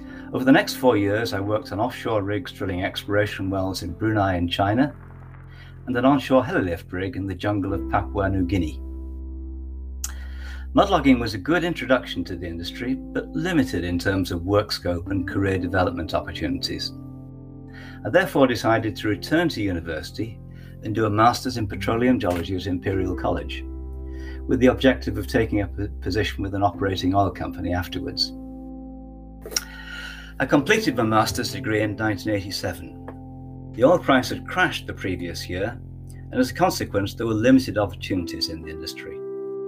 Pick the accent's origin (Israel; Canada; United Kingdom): United Kingdom; Leeds, Yorkshire and the Humber; moved away as an adult; I graduated from my hometown university, Leeds, in 1980.